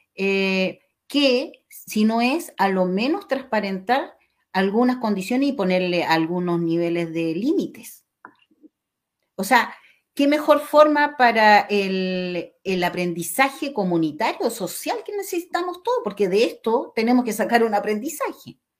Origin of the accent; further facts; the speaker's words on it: Chile; como chilenos